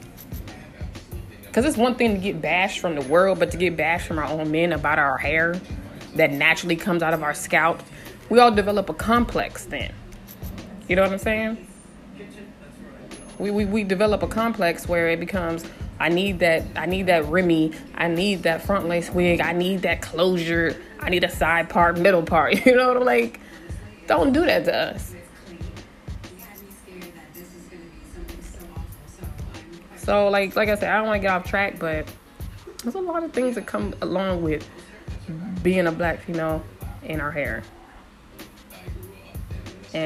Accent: San Diego, California, United States; I'm from San Diego, 619

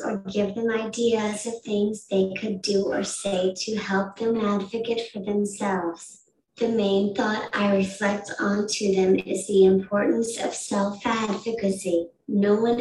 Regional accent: Decatur, Iowa, United States; now in Madison, United States; I'm from Decatur, Iowa

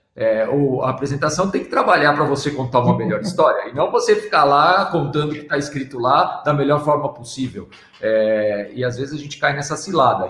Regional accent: São Paulo, Brazil; eu sou paulista

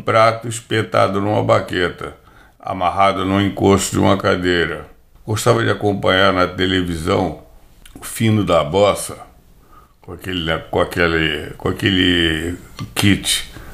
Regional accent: Rio de Janeiro, Brazil; Nasci no Rio de Janeiro, bairro de Copacabana, Rua Pompeu Loureiro

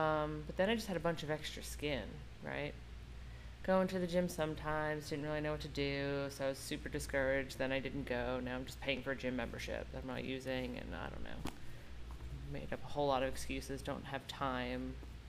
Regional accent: Long Island, New York, United States; Long Island.

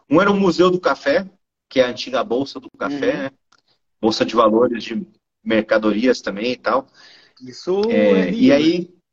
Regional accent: Santos, São Paulo, Brazil; e eu sou de Santos, é, o litoral de São Paulo. É o maior porto também da América Latina.

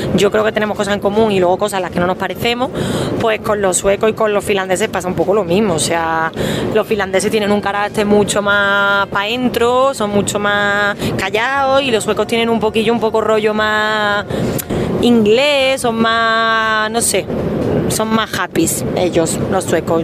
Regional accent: Andalusia, Spain; moved away; also born or lived in Madrid / London; yo que soy andaluza

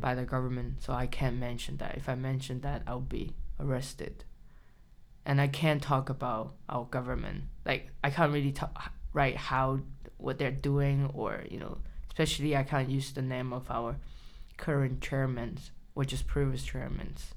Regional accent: China; English is a second language; moved away as an adult; I grew up in China, mm -hmm. so I spent at least eighteen years in China.

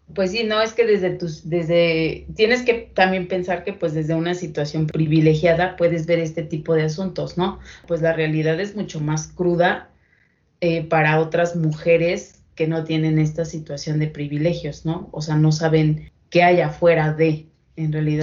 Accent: Mexico

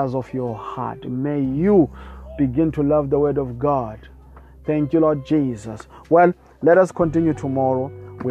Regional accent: South Africa; I come from South Africa

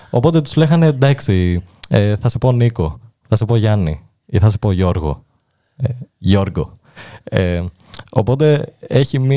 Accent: Fier, Fier County, Albania; Ε, η αλήθεια είναι μεγάλωσα στο Φιέρι, η οποία είναι μικρή πόλη.

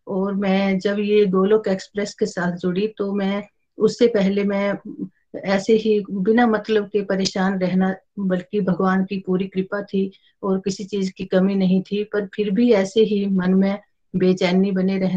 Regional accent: Himachal Pradesh, India; मैं डिस्ट्रिक्ट कांगड़ा से बिलोंग करती हूँ

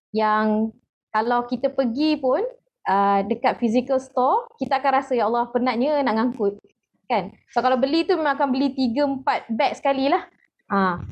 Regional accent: Pasir Mas, Kelantan, Malaysia; now in Hulu Selangor, Malaysia; saya asal Kelantan di uh, Pasir Mas selalu tapi sekarang tinggal di Hulu Selangor

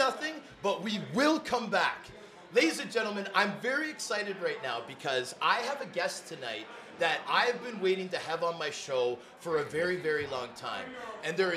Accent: Toronto, Ontario, Canada; I was growing up in Toronto

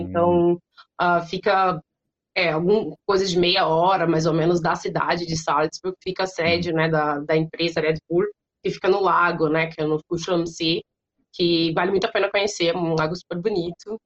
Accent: São José do Rio Preto, São Paulo, Brazil; moved away as an adult; now in Austria; Eu sou do interior de São Paulo, São, São uhum. José do Rio Preto

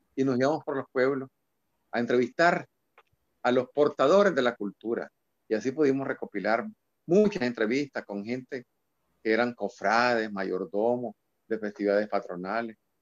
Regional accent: Nicaragua; en nuestra Nicaragua, en nuestra idiosincrasia

